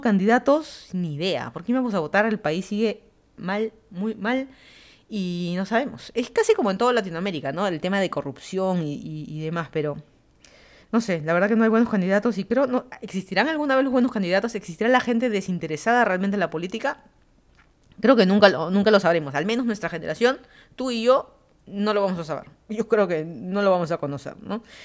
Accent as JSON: {"language": "Spanish", "region": "Lima", "country": "Peru", "also_born_or_lived": "Miami, Florida", "moved": "as an adult", "lives_now": "Fairfax County, Virginia, United States", "said": "yo soy de Lima, Perú. Me mudé a Estados Unidos, llevan a ser ya cuatro años casi"}